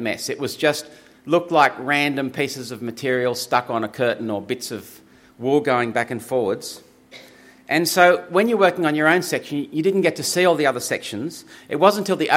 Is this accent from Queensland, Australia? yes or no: no; Griffith, New South Wales, Australia; I grew up in Griffith, and when I was growing up there as a teenager